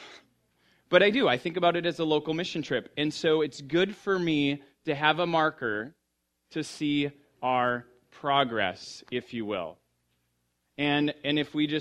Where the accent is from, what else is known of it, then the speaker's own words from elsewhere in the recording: United States; moved away; I grew up in the Red River Valley, which is the richest, darkest topsoil in the world